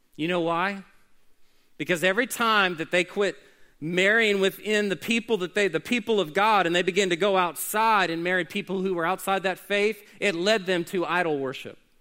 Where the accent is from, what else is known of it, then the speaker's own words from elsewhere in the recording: Oklahoma City, Oklahoma, United States; When I was growing up in Oklahoma City